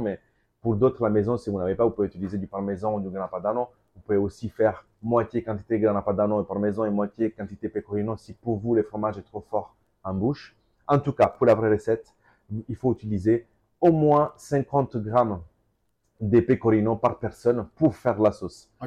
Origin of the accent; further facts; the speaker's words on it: Calabria, Italy; French is a second language; also born or lived in Mantua, Lombardy; now in Paris, France; Parola, sur mon village